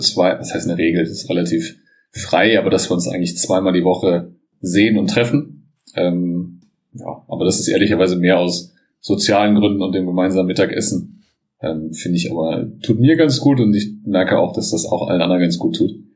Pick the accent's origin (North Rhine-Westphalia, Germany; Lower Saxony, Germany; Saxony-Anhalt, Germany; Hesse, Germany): North Rhine-Westphalia, Germany; Bonn; ich bin aufgewachsen am Sportplatz direkt, am guten alten Wasserland in Bonn